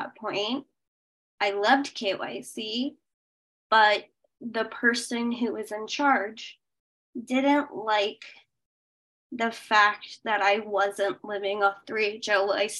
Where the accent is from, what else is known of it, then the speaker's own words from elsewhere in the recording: Boulder, Colorado, United States; also born or lived in Kolkata, India / India (boarding school); I grew up in Boulder, which is one of the richest towns in America